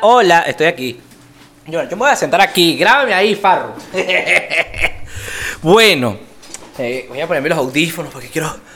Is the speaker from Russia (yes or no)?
no; Venezuela; now in Colombia; yo como venezolano estoy acostumbrado a comer esta arepa